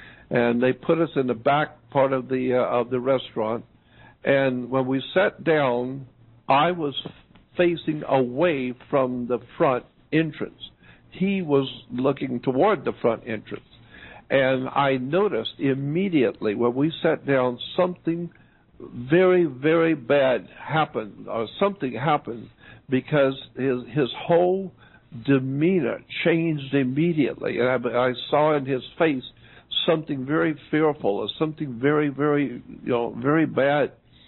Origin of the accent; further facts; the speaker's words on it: Pensacola, Florida, United States; I was born in Pensacola, Florida. The big Navy town.